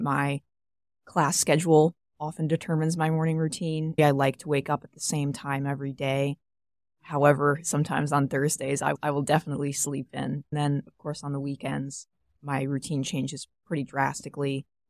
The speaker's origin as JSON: {"language": "English", "region": "South Carolina", "country": "United States", "moved": "yes", "said": "I'm a junior at Notre Dame. I'm studying neuroscience. I'm originally from South Carolina."}